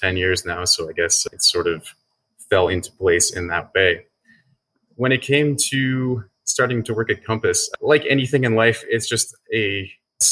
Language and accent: English; Cape Breton, Nova Scotia, Canada; also born or lived in Toronto / Sweden; now in Halifax, Canada; Where I'm from, I grew up in Nova Scotia in a really small town in Cape Breton